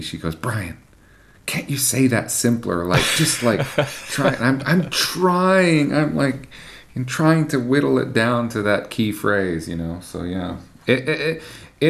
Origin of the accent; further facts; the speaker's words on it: Canada; me as a Canadian